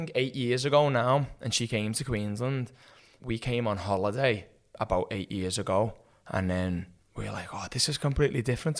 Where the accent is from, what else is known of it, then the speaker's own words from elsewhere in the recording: Liverpool, North West England, United Kingdom; moved away as an adult; also born or lived in Perth, Australia; now in Sunshine Coast, Australia; So I'm from England, Liverpool. That's why I've got a bit of a different accent to everyone else from England. We moved to Australia first 11 years ago.